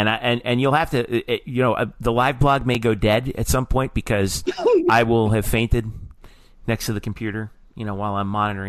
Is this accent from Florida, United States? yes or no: yes; South Florida, United States; from our days down growing up in South Florida